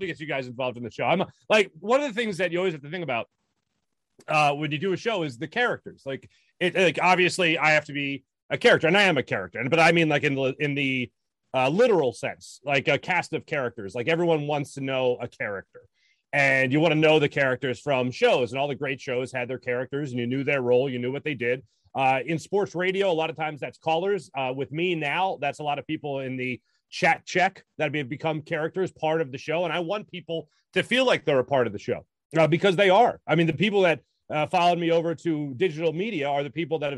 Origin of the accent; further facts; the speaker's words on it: Ambler, Pennsylvania, United States; also born or lived in Rochester, New York / Baltimore, Maryland; I was born in Ambler, Pennsylvania, but we moved out of the area for a while. We moved up to Rochester, New York, and then Baltimore, Maryland